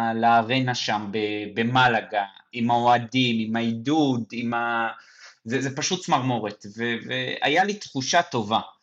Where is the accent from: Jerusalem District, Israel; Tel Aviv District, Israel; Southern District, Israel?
Jerusalem District, Israel; Mevaseret Zion; moved away; אני ככה ירושלמי לשעבר, יותר נכון מבשרת ציון